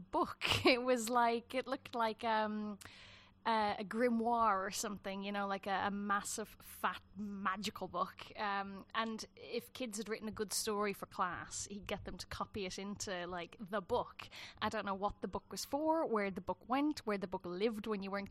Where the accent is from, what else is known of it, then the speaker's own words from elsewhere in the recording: Dublin, Leinster, Ireland; moved away as an adult; also born or lived in south of Ireland; now in England; I grew up in Dublin, more or less. We lived in the further south in Ireland until I was about four, and then we moved to Dublin